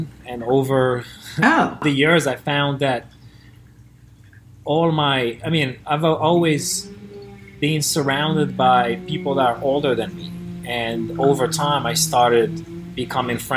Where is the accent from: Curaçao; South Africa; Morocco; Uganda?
Morocco; moved away as an adult; now in California, United States; Growing up in Morocco